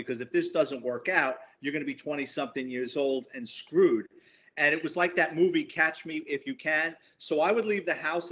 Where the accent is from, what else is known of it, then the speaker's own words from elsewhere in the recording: New York City, New York, United States; I'm a Bronx kid, born and raised in New York City, grew up in the Bronx, lower middle class family